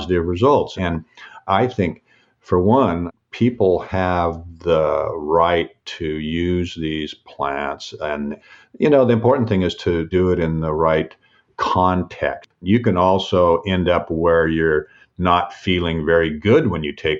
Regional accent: Seattle, Washington, United States; I was born and raised in Washington State, grew up in Seattle

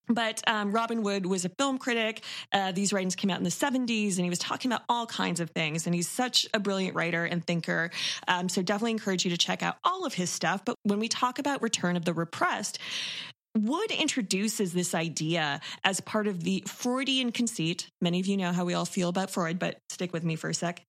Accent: Toronto, Ontario, Canada; I'm born and raised in Toronto

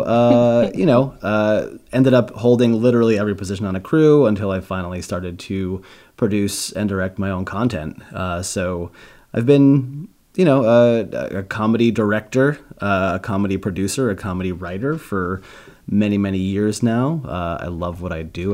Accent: New York, United States; moved away as an adult; also born or lived in Boston; now in Los Angeles, United States; I'm from New York.

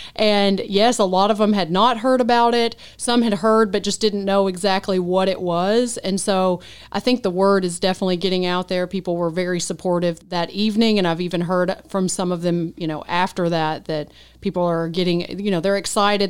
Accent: Henderson, United States; moved away as an adult; Henderson's my hometown. Grew up here, born and raised.

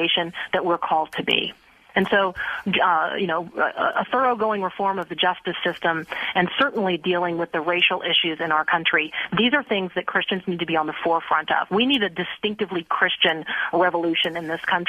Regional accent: Tampa, Florida, United States; I grew up in Tampa Bay, and I went to Plant High School

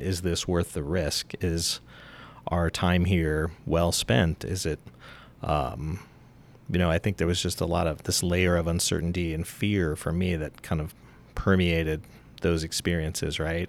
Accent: Helena, Montana, United States; moved away as an adult; I grew up in Helena

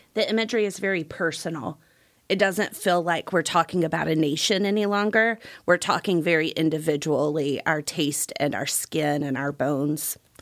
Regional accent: Gulf Coast, United States; when I was a kid, I grew up on the Gulf Coast.

